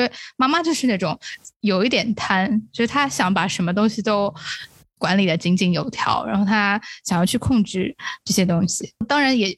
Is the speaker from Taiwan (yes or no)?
no; China; 可能作为中国人或者是作为亚洲人，我们看啊武打戏看的很多嘛